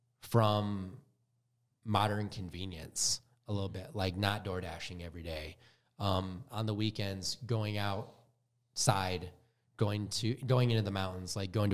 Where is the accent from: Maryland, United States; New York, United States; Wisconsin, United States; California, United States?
Wisconsin, United States; now in Utah, United States; I'm from Wisconsin, and I've always hated the cold.